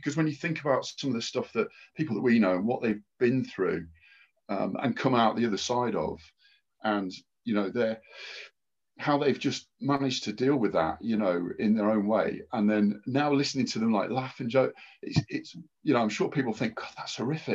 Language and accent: English; Market Deeping, East Midlands, United Kingdom; also born or lived in Peterborough; I was born in Peterborough Hospital and lived very close. So Peterborough, Lincolnshire.